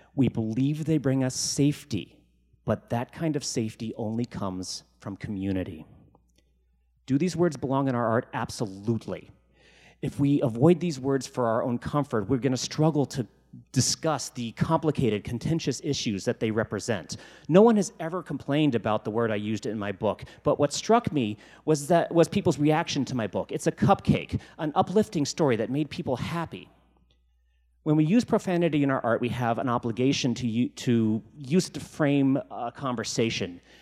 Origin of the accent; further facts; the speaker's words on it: Virginia, United States; now in Seattle, United States; When I was growing up in Virginia